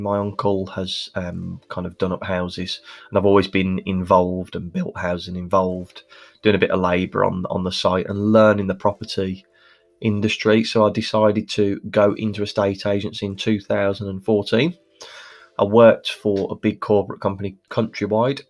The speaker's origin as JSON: {"language": "English", "town": "Birmingham", "region": "West Midlands", "country": "United Kingdom", "tie": "born or raised there", "said": "as you can probably hear from my accent, I'm Birmingham born and bred"}